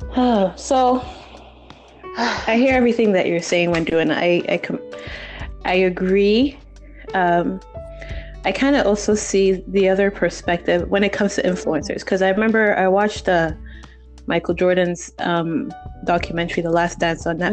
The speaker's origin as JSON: {"language": "English", "country": "Nigeria", "tie": "born or raised there", "said": "I'm Congolese, but I was brought up in Nigeria."}